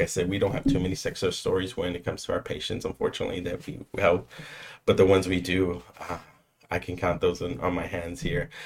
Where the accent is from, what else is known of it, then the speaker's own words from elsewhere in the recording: San Antonio, Texas, United States; also born or lived in Boston; born and raised here, the south side of San Antonio. Um, grew up there until the age of maybe 20, 21